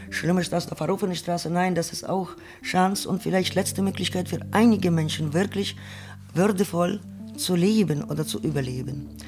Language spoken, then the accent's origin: German; Ukraine; now in Germany